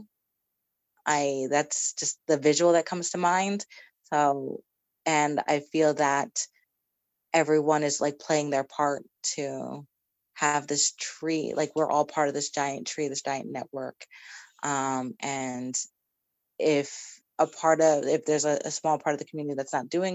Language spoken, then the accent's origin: English; Poughkeepsie, New York, United States; I was raised in the Fellowship of Poughkeepsie, the UU Fellowship of Poughkeepsie